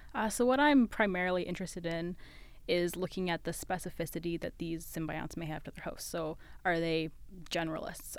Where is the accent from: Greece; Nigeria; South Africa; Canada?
Canada; West Coast; moved away as an adult; now in London, Ontario, Canada; I'm from the West Coast